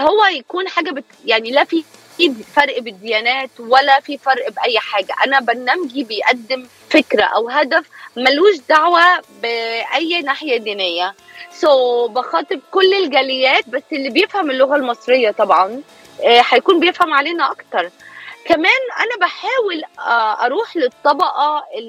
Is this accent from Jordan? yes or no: no; Egypt; moved away as an adult; also born or lived in Alexandria, Egypt; now in California, United States; إعلامية مصرية آه، بقالي 11 سنة هون بأمريكا